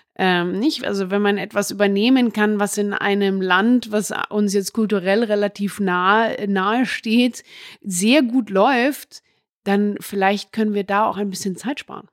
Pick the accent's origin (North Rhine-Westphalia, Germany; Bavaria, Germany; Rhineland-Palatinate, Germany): Bavaria, Germany; Munich; ich bin hier in München zur Schule gegangen, beispielsweise auf eine normale Schule